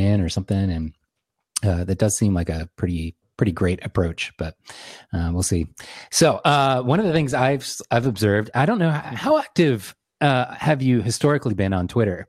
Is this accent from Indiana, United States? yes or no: no; Lynchburg, Virginia, United States; I grew up in central Virginia